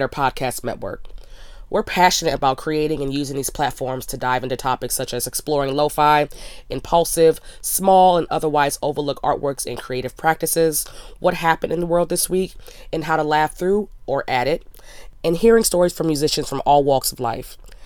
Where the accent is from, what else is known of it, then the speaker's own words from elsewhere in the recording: Frederick, Maryland, United States; that is my hometown